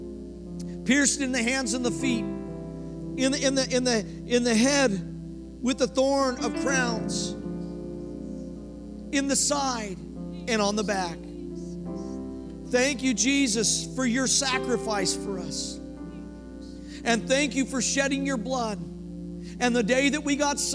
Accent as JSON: {"language": "English", "region": "Colorado", "country": "United States", "moved": "yes", "lives_now": "Oklahoma, United States", "said": "I'm from Colorado originally"}